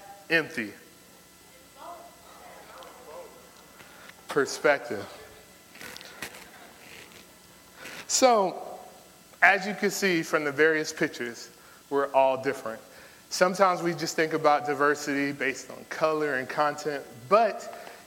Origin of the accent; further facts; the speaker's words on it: Florida, United States; moved away; I'm not from here. I'm from Florida. Town of the Mickey Mouse.